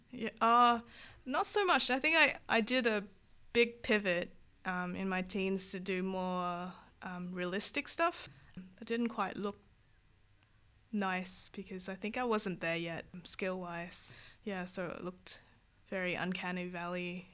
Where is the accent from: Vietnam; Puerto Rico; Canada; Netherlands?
Vietnam; now in Australia; I'm from Vietnam. We had a lot of Lucky Luke and, uh, Tin Tin